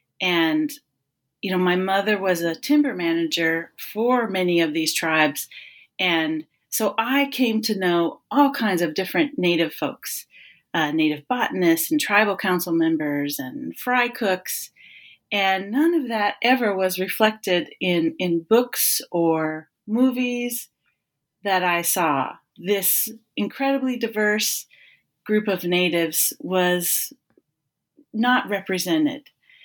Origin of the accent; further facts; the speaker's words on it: West Coast, United States; also born or lived in Northern California / Oregon / Washington State; So I grew up on the West Coast, living between Northern California, Oregon, and Washington State.